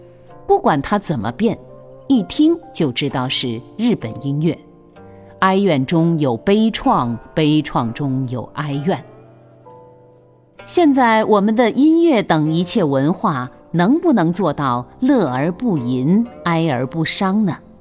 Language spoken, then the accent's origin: Chinese; China; 孔子集中国文化之大成，我们中国人自己对他的封号最好，大成至圣先师